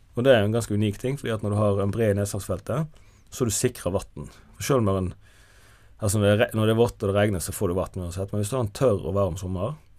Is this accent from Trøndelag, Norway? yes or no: no; Jondal, Vestland, Norway; jeg, er jo født og oppvokst i Jondal i Hardanger